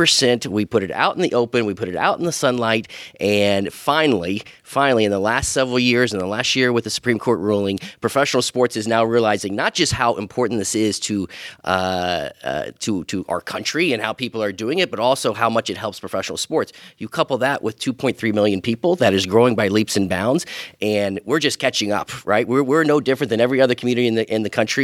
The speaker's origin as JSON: {"language": "English", "region": "Missouri", "country": "United States", "tie": "born or raised there", "moved": "yes", "lives_now": "Las Vegas, United States", "said": "growing up in Missouri"}